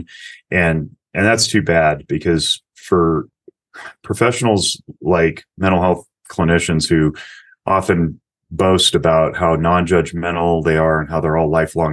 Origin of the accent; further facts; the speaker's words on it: Nevada, United States; Las Vegas, Nevada, my home state